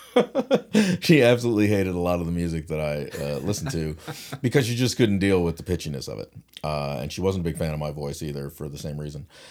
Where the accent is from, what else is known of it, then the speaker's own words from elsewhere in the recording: St. John's, Newfoundland and Labrador, Canada; I am from St. John's, Newfoundland